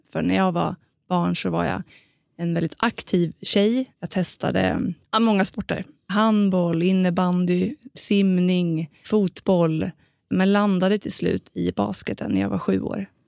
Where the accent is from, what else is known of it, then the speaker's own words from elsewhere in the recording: Linköping, Östergötland, Sweden; moved away as an adult; now in Stockholm, Sweden; jag kommer från Linköping men har ju bott då mitt vuxna liv i Stockholm